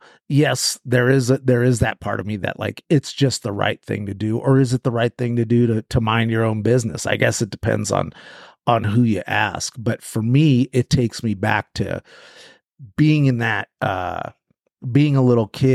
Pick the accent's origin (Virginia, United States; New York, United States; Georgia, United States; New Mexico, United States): New Mexico, United States; also born or lived in California / Southern Oregon; I was born in California, and then I was raised partly in the Sangre de Cristos, in New Mexico, up in the mountains and around New Mexico, Taos and Tucumcari and that, and then back to California